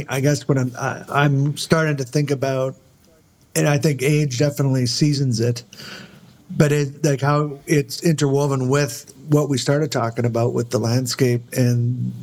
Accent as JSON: {"language": "English", "region": "Southern Saskatchewan", "country": "Canada", "tie": "born or raised there", "moved": "yes", "said": "I grew up in Southern Saskatchewan"}